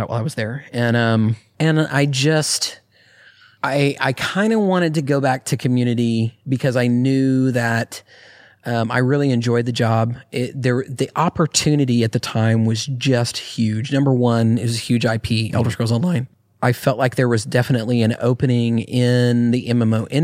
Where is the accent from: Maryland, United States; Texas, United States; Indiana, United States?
Texas, United States; Austin; also born or lived in New Mexico; I grew up in Austin entire career had been in Austin